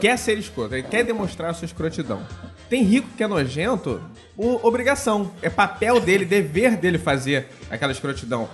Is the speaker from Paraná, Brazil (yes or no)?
no; Rio de Janeiro, Brazil; foi na Tijuca e comecei morando na Tijuca